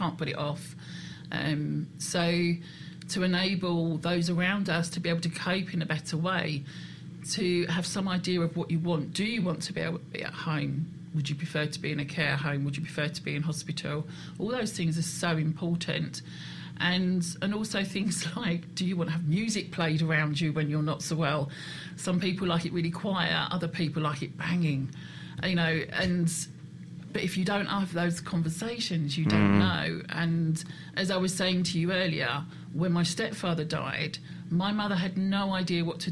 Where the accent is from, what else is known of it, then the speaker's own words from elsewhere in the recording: United Kingdom; We're British